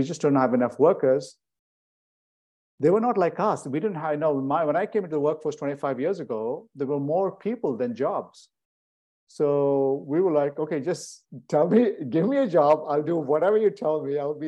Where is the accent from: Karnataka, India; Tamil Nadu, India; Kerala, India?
Karnataka, India; Bangalore; moved away as an adult; also born or lived in Switzerland / Connecticut, United States; now in United States; it's the country and the city I'm from